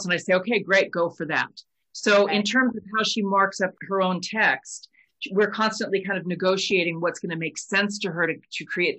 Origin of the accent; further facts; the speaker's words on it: United States; she's English and I'm American